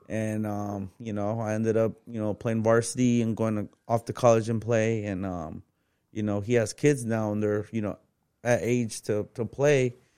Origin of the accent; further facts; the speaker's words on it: Phoenix, Arizona, United States; I'm from West Phoenix, bro. I grew up without papers.